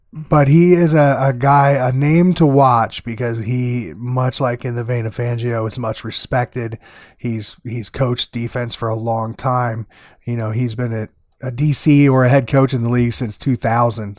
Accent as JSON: {"language": "English", "region": "Iowa", "country": "United States", "tie": "born or raised there", "said": "he played college football here in my home state."}